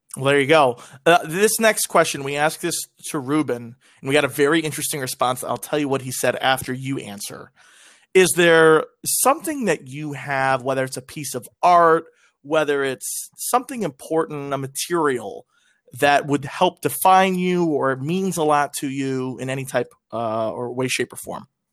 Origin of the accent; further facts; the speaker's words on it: Buffalo, New York, United States; we grew up in Buffalo